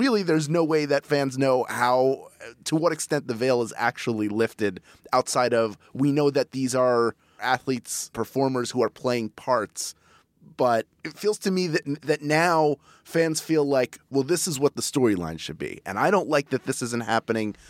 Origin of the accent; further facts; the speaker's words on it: Philadelphia, Pennsylvania, United States; Philly, my hometown